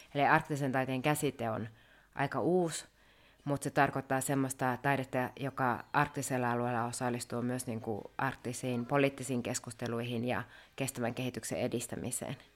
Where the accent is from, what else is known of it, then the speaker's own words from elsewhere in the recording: Rovaniemi, Lapland, Finland; moved away as an adult; now in Muodoslompolo, Sweden; mä oon Rovaniemeltä kotoisin ja onkin sitten opiskellut Rovaniemellä ja aika tiiviisti asunut siellä